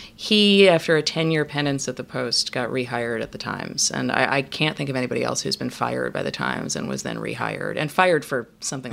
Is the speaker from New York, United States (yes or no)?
yes; New York, United States; growing up in New York, which is where I grew up.